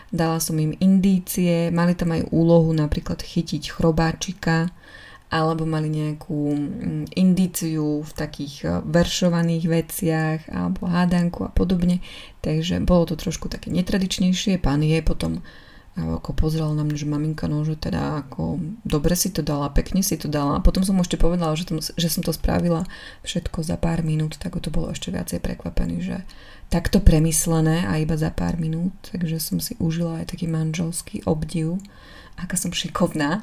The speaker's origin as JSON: {"language": "Slovak", "region": "eastern Slovakia", "country": "Slovakia", "tie": "born or raised there", "moved": "yes", "said": "u nás na východe je taká tradícia"}